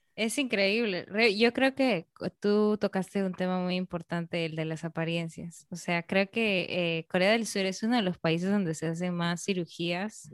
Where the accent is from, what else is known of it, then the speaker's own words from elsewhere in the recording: Peru; now in Dominican Republic; yo soy peruana, se nota que yo soy peruana